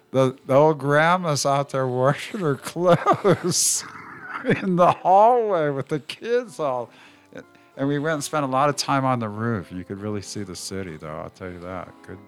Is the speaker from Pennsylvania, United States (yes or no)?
no; Fremont, California, United States; Well, I grew up in Niles Canyon.